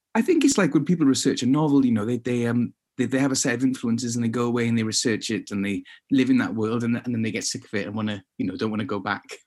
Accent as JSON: {"language": "English", "town": "Swansea", "region": "Wales", "country": "United Kingdom", "tie": "born or raised there", "said": "me growing up in Swansea"}